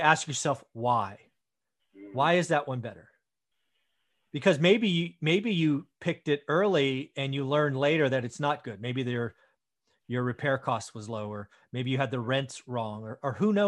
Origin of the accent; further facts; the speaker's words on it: the Bay Area, California, United States; I grew up in the Bay Area